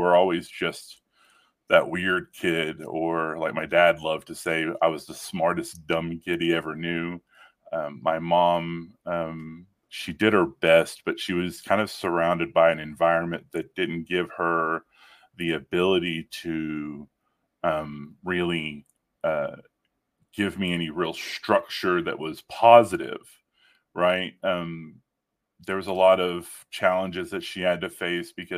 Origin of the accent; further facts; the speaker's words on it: Northeast Texas, United States; my childhood, I grew up in Northeast Texas